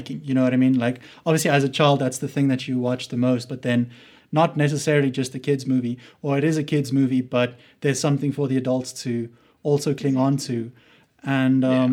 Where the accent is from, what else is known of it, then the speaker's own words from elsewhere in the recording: Bloemfontein, Free State, South Africa; I'm from Bloemfontein